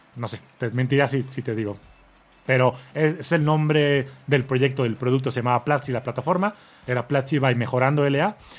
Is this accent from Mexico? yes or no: yes; Mexico; como mexicano